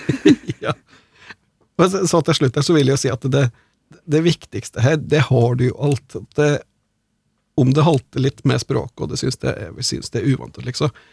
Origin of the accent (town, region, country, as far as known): Hedmark and Oppland, Innlandet, Norway; accent: Hedmark/Oppland dialect